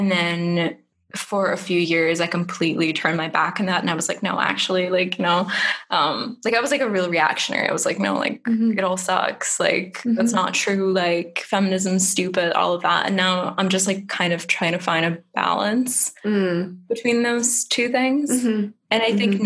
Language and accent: English; Germany; moved away; I grew up in Germany